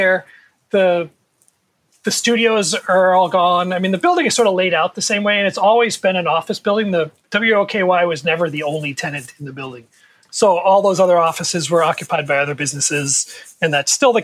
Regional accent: New York City, New York, United States; when I was growing up in New York City

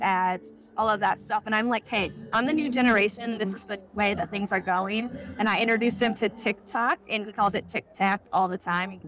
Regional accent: Ettrick, Wisconsin, United States; I'm from Ettrick, Wisconsin, which is a very small town.

